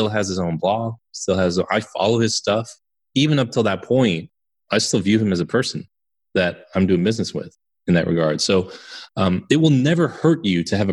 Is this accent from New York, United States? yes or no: yes; New York area, United States; moved away; I'm originally from the New York area